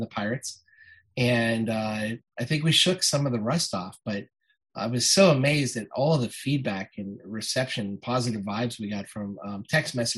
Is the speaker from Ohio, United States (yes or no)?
yes; Ohio, United States; born or raised there; moved away